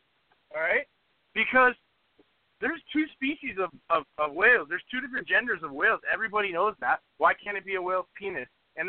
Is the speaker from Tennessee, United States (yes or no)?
yes; Tennessee, United States; I'm from Tennessee. I'm on vacation in San Diego, but my family hails from Mexico, so I have like a full arsenal of accents going on right now.